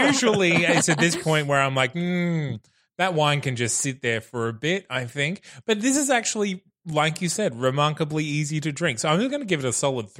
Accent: Bundaberg, Queensland, Australia; moved away as an adult; I'm from Bundaberg

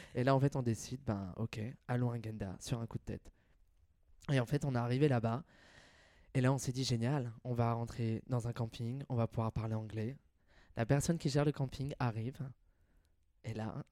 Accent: Nevers, Bourgogne-Franche-Comté, France; moved away as an adult; also born or lived in Lyon / Paris / Australia; J'ai grandi à Nevers, en Bourgogne. j'ai passé 21 ans, de ma, 21 ans de ma vie là-bas.

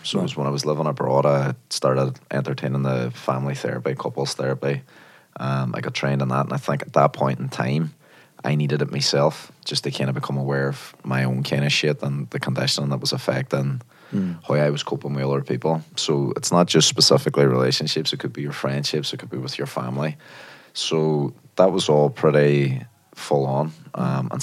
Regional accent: Derry, Northern Ireland, United Kingdom; now in London, United Kingdom; Derry, actually. I'm from Northern Ireland originally.

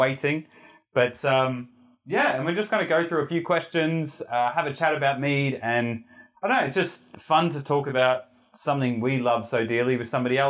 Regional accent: Heathcote, Victoria, Australia; where I grew up in Heathcote

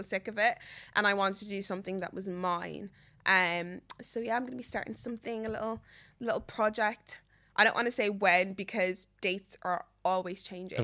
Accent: Meath, Leinster, Ireland; I'm from Meath

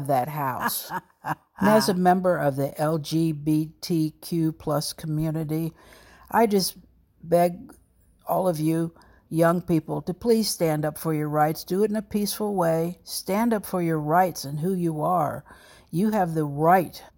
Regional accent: Alexandria, Virginia, United States; moved away as an adult; also born or lived in New York City; I was born in Alexandria, Virginia, down in Old Town to a single mother. I lived there until I graduated from high school

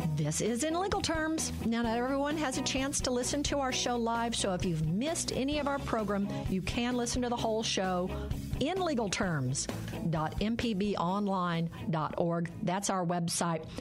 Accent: Arkansas, United States; now in Mississippi, United States; my hometown is home to Arkansas Nuclear One and Two

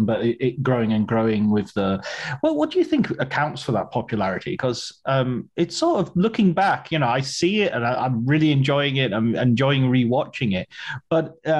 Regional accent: England, United Kingdom; I'm from England

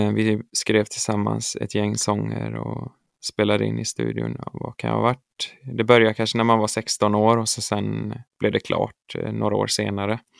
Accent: Örby, Västra Götaland, Sweden; jag är uppvuxen i Örby kyrka eh, i Marks kommun där jag kommer ifrån.

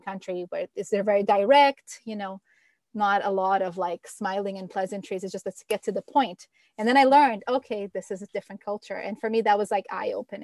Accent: Brazil; now in Canada; living in Brazil or growing up in Brazil

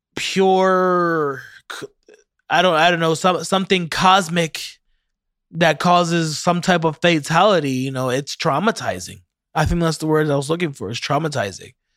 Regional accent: Ocala, Florida, United States; I'm from Ocala

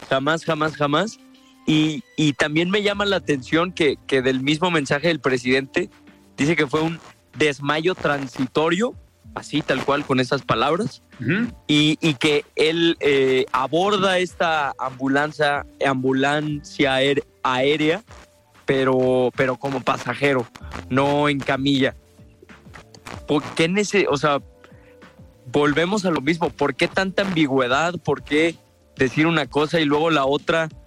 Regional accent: Mexico; Lo que sí sé es que como mexicanos, pues tenemos el derecho mínimo de saber

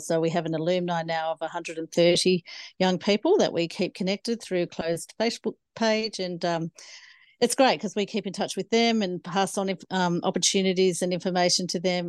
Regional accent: Cooma, New South Wales, Australia; also born or lived in Hay District; I grew up in the Snowy Mountains of the Monero near Cooma, uh, on a family farm there

